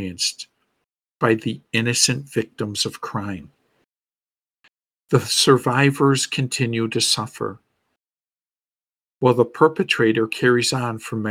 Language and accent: English; Buffalo, New York, United States; my hometown of Buffalo, New York